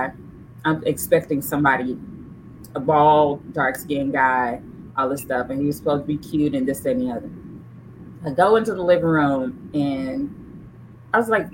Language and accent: English; Memphis, Tennessee, United States; I'm from Memphis. My husband's from Memphis as well